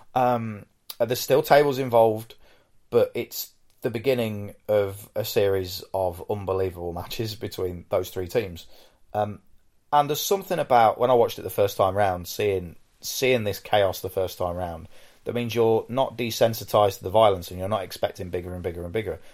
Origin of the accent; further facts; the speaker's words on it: United Kingdom; I'm British